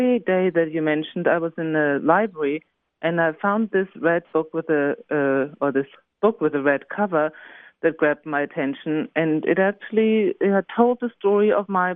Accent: Germany; also born or lived in Israel; in Germany we say Goethe.

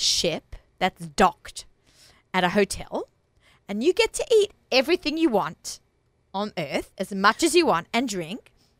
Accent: Australia; moved away; I'm Australian.

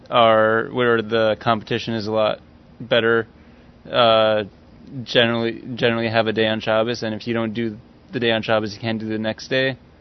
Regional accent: Los Angeles, California, United States; I'm from LA.

